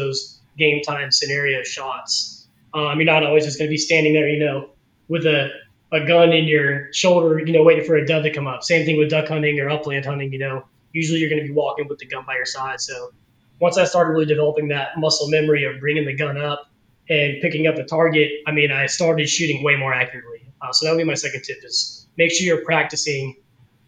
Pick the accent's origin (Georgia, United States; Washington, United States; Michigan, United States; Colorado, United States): Georgia, United States; now in Arkansas, United States; I grew up dove hunting in Georgia